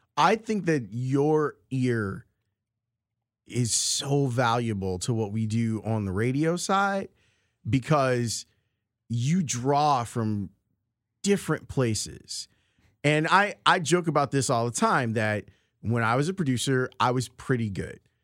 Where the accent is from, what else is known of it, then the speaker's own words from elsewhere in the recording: Chicago, Illinois, United States; Southside kids growing up in Roseland